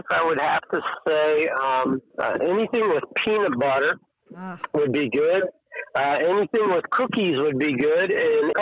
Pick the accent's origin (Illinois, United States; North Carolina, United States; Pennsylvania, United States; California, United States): Pennsylvania, United States; York; moved away as an adult; now in Buena Vista, United States; But I grew up, I was born and raised in York. Was there until a year and a half ago when we moved to Virginia.